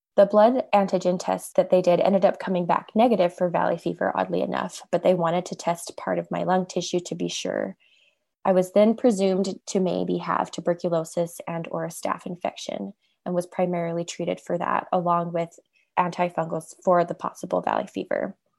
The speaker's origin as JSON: {"language": "English", "region": "Utah", "country": "United States", "said": "I'm from Utah."}